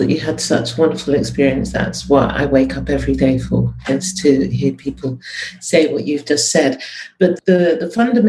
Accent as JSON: {"language": "English", "region": "England", "country": "United Kingdom", "tie": "born or raised there", "said": "I was born in England"}